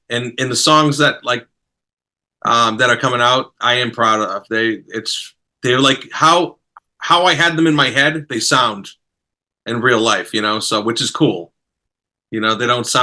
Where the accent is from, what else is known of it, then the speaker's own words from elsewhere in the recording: Boston, Massachusetts, United States; I'm from Boston